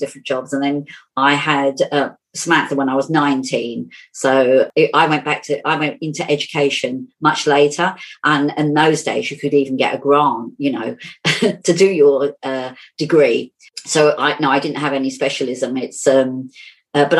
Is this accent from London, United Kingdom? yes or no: yes; London, United Kingdom; also born or lived in Tottenham; I grew up in Finsbury Park, and I don't know if you know Finsbury Park, but there's one main road, Stroud Green Road, and one side is Islington and the other side is Haringey. So I've always been in North London.